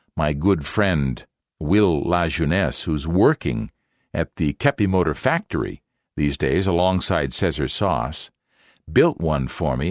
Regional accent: Canada; now in Brazil; I'm still a Canadian

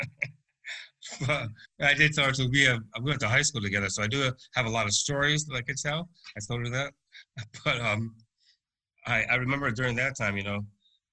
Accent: upstate New York, United States; now in Winston-Salem, United States; we're originally from New York, upstate

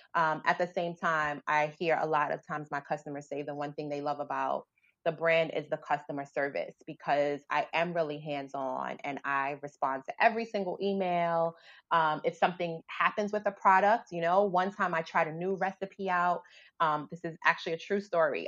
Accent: New York City, New York, United States; I grew up in the South Bronx

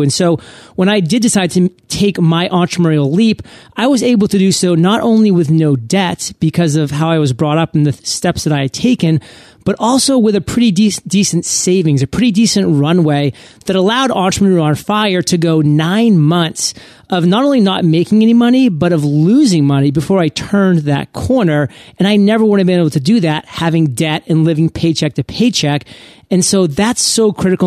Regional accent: Maine, United States; I come from Maine

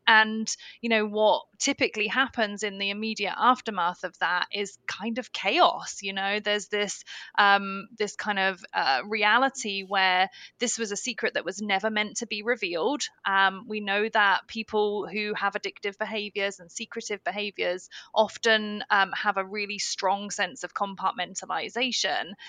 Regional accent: United Kingdom; being a Brit

